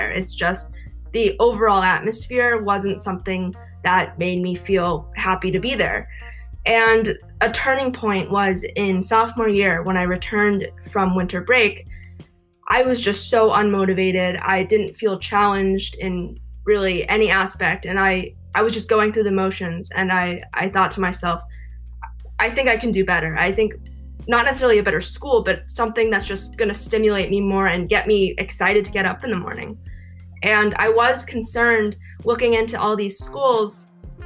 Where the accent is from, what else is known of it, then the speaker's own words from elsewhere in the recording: Boston, Massachusetts, United States; moved away as an adult; also born or lived in Nebraska; now in Los Angeles, United States; originally, I'm from Massachusetts, the Boston area.